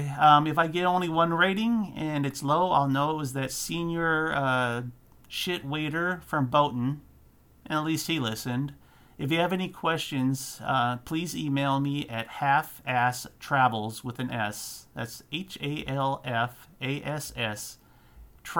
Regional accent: United States; I'm an American

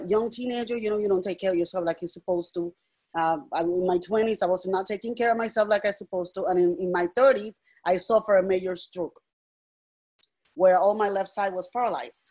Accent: Puerto Rico; moved away; I'm originally from Puerto Rico, so I'm bilingual

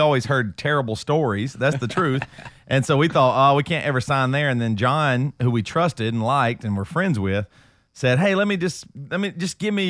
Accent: Greer, South Carolina, United States; I mean, we grew up in Greer, South Carolina.

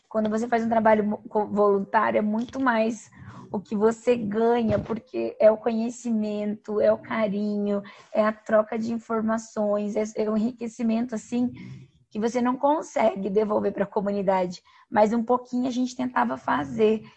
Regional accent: Toledo, Paraná, Brazil; sou paranaense, sou natural de Toledo, é, no, no oeste do Paraná

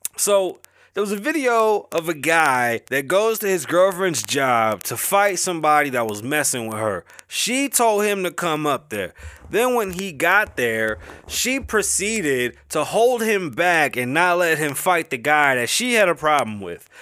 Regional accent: New York City, New York, United States; accent: Bronx; my accent is obviously a Bronx accent

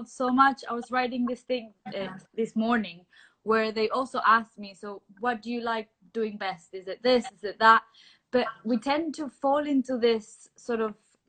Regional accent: Venezuela; moved away as an adult; now in London, United Kingdom; I am originally from Venezuela, but I've moved to London since we moved here 2011, so 9 years ago

